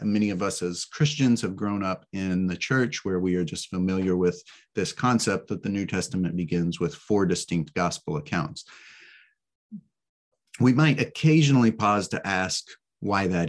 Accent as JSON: {"language": "English", "country": "United States", "tie": "born or raised there", "also_born_or_lived": "Texas / Oklahoma / Brazil / Atlanta", "moved": "as an adult", "said": "I grew up in Texas and Oklahoma as well."}